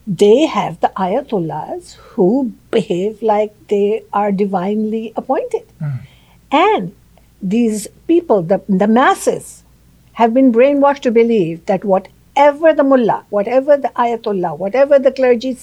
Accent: Pakistan; moved away; I am from Pakistan.

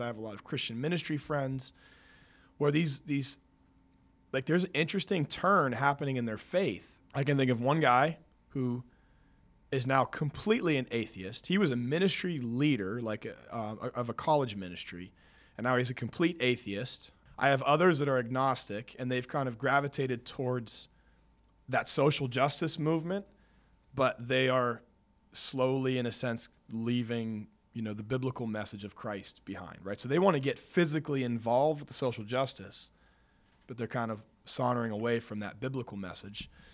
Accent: Pennsylvania, United States; moved away; I was confirmed in eighth grade growing up in Pennsylvania

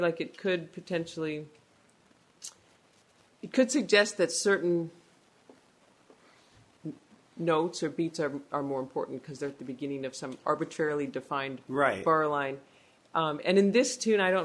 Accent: San Francisco, California, United States; moved away as an adult; now in Quebec, Canada; I grew up in San Francisco

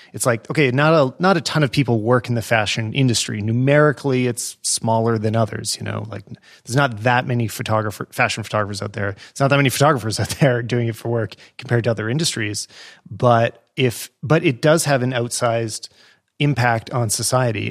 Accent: Western Canada, Canada; I grew up in Western Canada

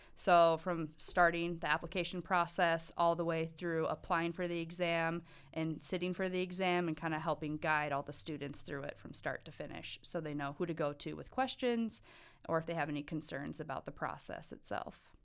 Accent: Montana, United States; I was born and raised in Montana

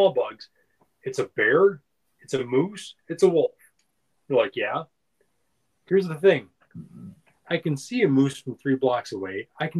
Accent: Minnesota, United States; moved away; I come from Minnesota.

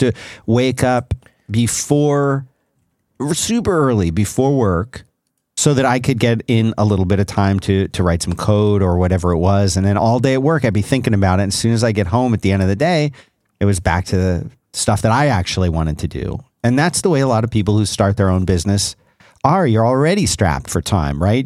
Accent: South Florida, United States; as a kid growing up in South Florida

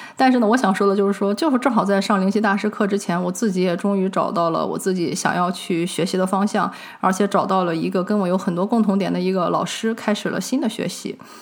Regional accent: China; 我们中国人

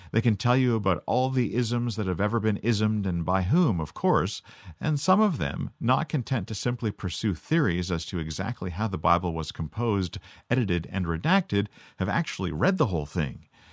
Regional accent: Canada; I'm Canadian. So we grew up speaking American even more fluently than we grew up speaking French.

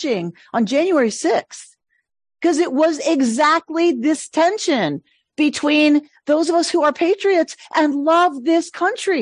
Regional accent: United States; I love being American. I love America. I am a patriot.

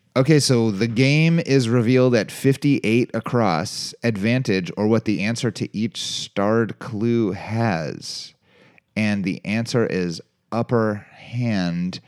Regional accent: Cincinnati, Ohio, United States; I grew up in Cincinnati, and that's at Kings Island

